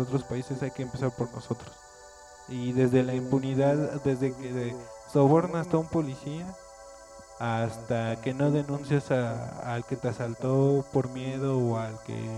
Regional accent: Mexico; todos somos mexicanos

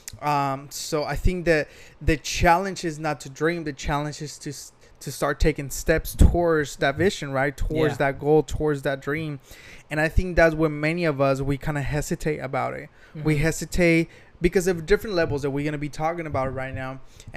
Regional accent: Mexico; moved away as an adult; also born or lived in United States; now in Long Beach, United States; I was born here in the United States. I was raised in Mexico. I moved to the United States when I was 18.

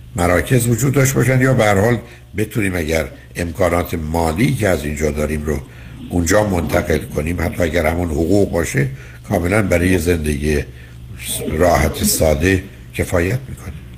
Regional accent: Iran; ما ایرانی هستیم

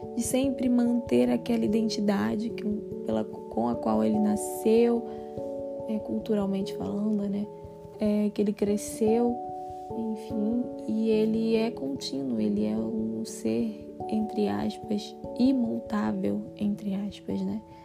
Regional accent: Brazil; continuamos, né, nos identificando enquanto brasileiros

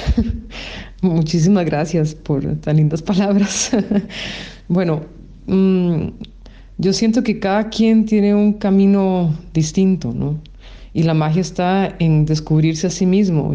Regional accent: Costa Rica; moved away as an adult; yo crecí y nací en Costa Rica

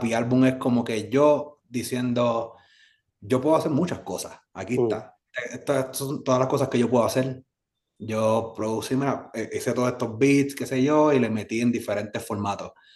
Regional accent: Carolina, Puerto Rico; also born or lived in San Juan, Puerto Rico; yo nací en San Juan, Puerto mm. Rico, me crió en Carolina

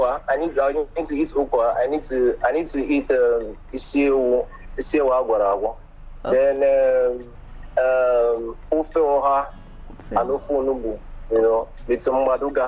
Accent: Anambra, Nigeria; I'm from Central Igbo, which is Anambra State

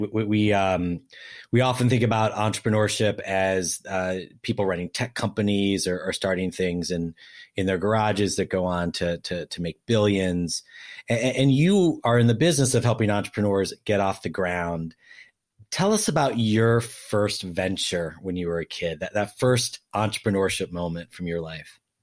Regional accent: Ohio, United States; my, my, my home state

